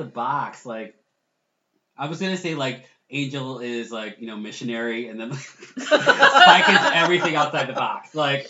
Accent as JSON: {"language": "English", "town": "Lawrence", "region": "Massachusetts", "country": "United States", "tie": "born or raised there", "said": "I was born and raised in Lawrence, Mass. We don't know anything outside of Lawrence, Mass."}